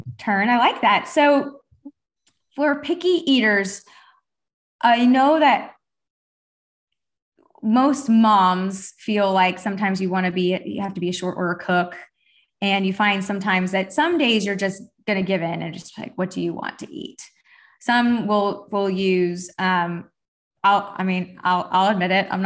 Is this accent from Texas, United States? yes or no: yes; Texas, United States; also born or lived in Florida; I grew up Jewish in Texas